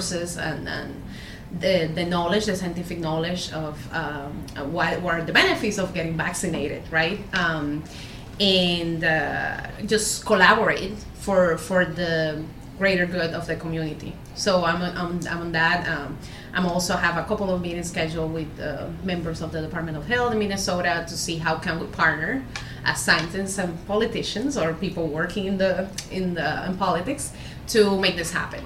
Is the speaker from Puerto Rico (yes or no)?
yes; Puerto Rico; moved away as an adult; also born or lived in Granada, Spain; now in Rochester, United States; I'm originally from Puerto Rico. I did my undergrad there.